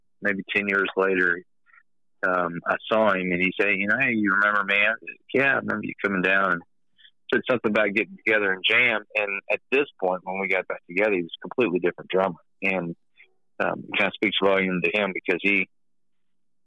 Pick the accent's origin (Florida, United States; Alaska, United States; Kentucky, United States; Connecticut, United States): Kentucky, United States; a small town in; moved away as an adult; now in Evansville, United States; We initially were from a small town in Kentucky